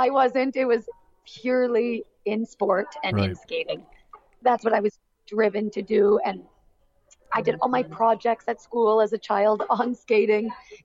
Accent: Barrie, Ontario, Canada; my hometown in Barrie, Ontario

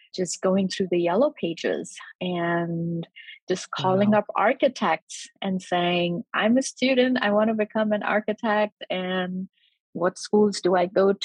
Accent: India; growing up in India

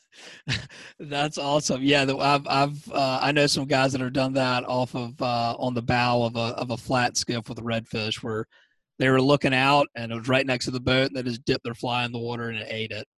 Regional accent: Savannah, Georgia, United States; also born or lived in Wyoming / Colorado; I grew up in Savannah

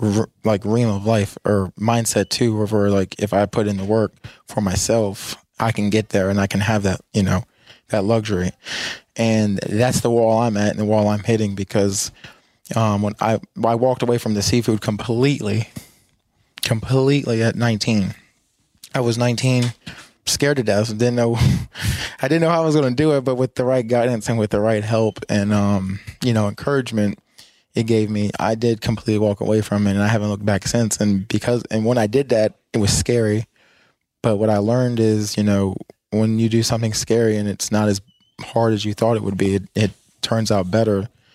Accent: Gainesville, United States; started helping them start up about 45 minutes from where we grew up in Gainesville.

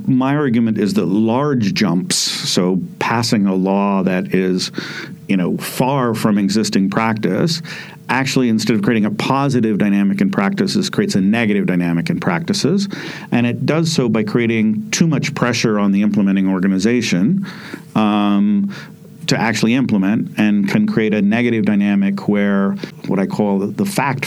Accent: Idaho, United States; I grew up in Idaho in the United States

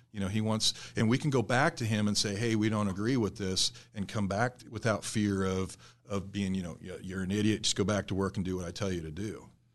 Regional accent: South Central Nebraska, United States; moved away; also born or lived in Michigan; I grew up in South Central Nebraska

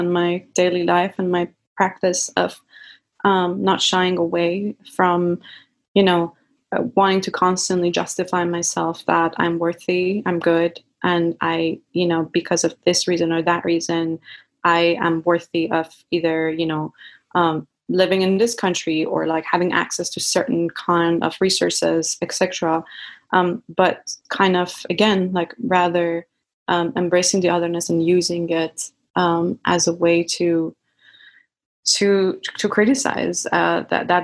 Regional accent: Iran; moved away as an adult; now in United States; I grew up in Iran with a lot of these jinn related stories

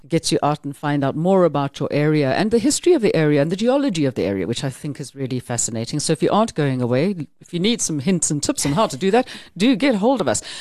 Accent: South Africa

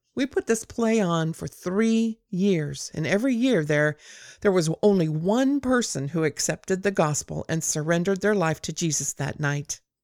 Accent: near Compton, Southern California, United States; I grew up in Southern California on the other side of the railroad tracks from Compton

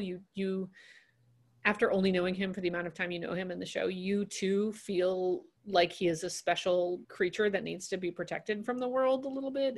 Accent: New York City, New York, United States; I grew up in New York City

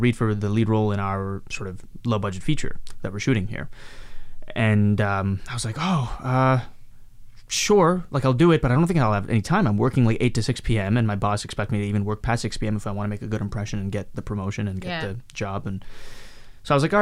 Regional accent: Canada; also born or lived in Mumbai, India / Hyderabad, India / Calgary, Alberta / Montreal, Quebec; now in Vancouver, Canada; I grew up in Canada pretty much

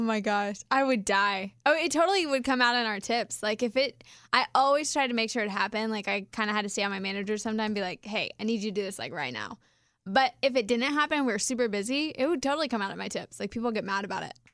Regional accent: Kansas, United States; we're from Kansas

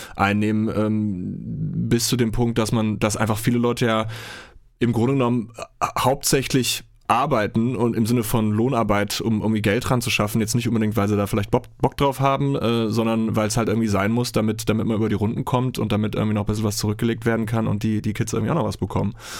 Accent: Germany; bei uns in Deutschland

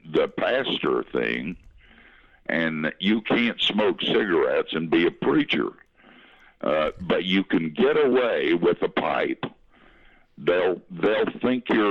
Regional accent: Asheville, North Carolina, United States; moved away; I grew up in Asheville on the wrong side of the tracks in West Asheville

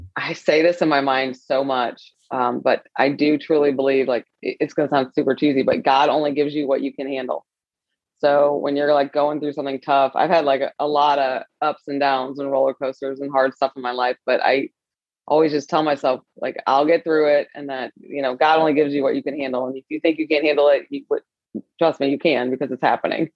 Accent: St. Louis, Missouri, United States; also born or lived in Michigan / Los Angeles; I was born and raised in St. Louis

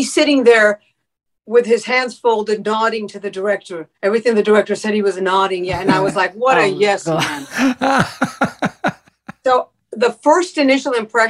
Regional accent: Miami, Florida, United States; now in Los Angeles, United States; I was born in Miami of parents who came from Cuba. So I'm first generation American.

